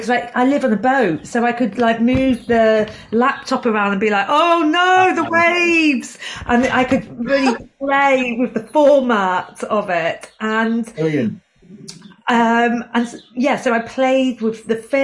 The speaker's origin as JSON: {"language": "English", "town": "Chester", "region": "North West England", "country": "United Kingdom", "also_born_or_lived": "Newcastle", "moved": "as an adult", "said": "I'm from Chester originally"}